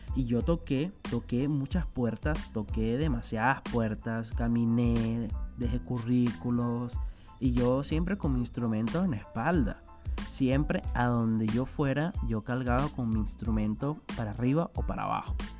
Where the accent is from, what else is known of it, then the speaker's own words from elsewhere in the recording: Venezuela; moved away as an adult; also born or lived in southern Brazil; now in Brazil; yo soy venezolano y tengo ya dos años viviendo aquí en Brasil.